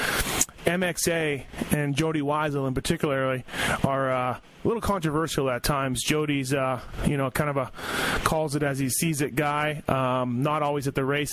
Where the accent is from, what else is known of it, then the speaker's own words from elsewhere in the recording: Canada; I'm Canadian